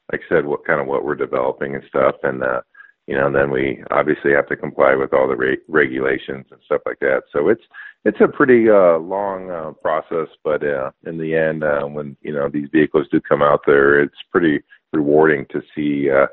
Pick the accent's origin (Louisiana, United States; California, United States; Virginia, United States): California, United States; Northern; we grew up in Northern California where we had a little bit of land